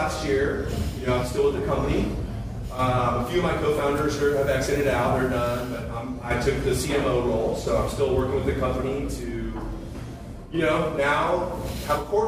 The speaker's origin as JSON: {"language": "English", "region": "California", "country": "United States", "said": "I'm from California"}